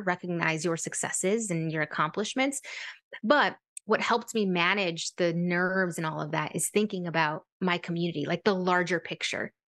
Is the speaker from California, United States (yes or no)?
yes; San Francisco, California, United States; I grew up in San Francisco, California, low-income family